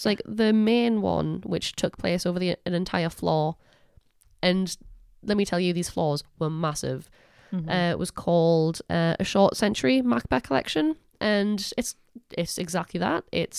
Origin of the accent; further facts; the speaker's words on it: Newcastle upon Tyne, North East England, United Kingdom; accent: Geordie; I said that in the most Geordie accent possible.